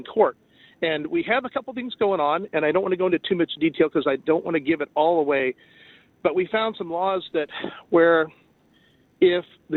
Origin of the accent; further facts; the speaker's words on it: Cajun, Louisiana, United States; being a Cajun